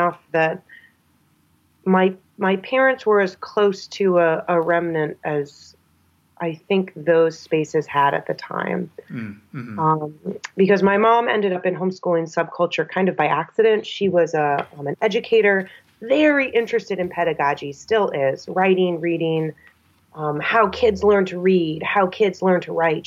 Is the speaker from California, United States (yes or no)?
no; New Hampshire, United States; growing up in New Hampshire kind of compounds the whiteness